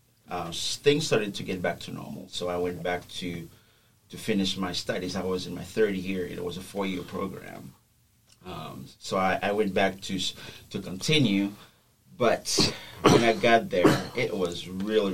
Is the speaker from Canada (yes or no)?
no; Haiti; first language Haitian Creole; English is a second language; moved away as an adult; Actually, I was born and raised in Haiti.